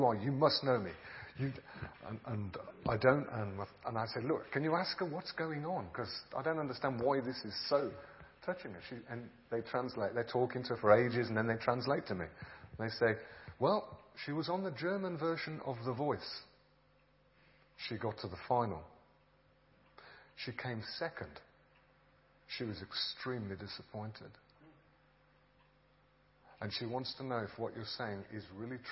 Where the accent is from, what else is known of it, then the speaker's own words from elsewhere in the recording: England, United Kingdom; I'm a pastor from England